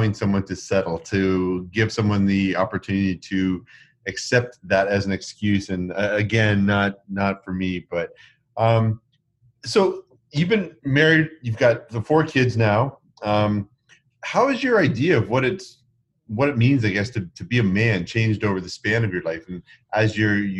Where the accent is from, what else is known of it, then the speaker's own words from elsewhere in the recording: Canada; I'm not an American. I'm actually still Canadian